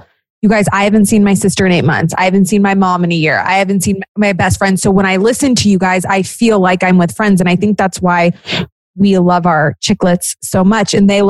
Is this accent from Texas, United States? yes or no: yes; Texas, United States; I'm from Texas.